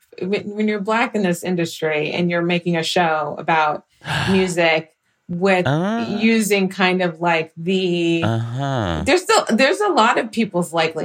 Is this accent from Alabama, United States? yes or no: no; Houston, Texas, United States; being from Houston and just like having a real relationship, I think, with just being a black woman